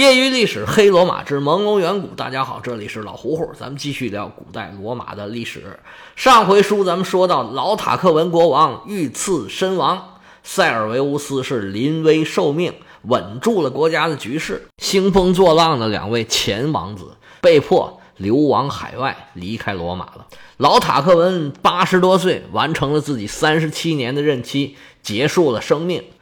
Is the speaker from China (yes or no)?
yes; China; 我们中国人